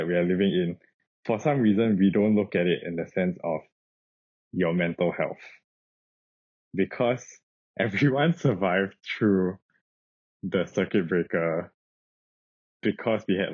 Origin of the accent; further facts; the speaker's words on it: Singapore; growing up in Singapore